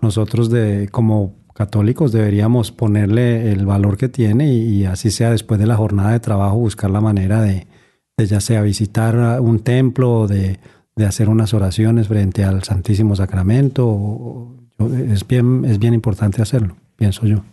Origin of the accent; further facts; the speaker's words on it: Pereira, Risaralda, Colombia; moved away; en la ciudad de donde yo vengo, que se llama Pereira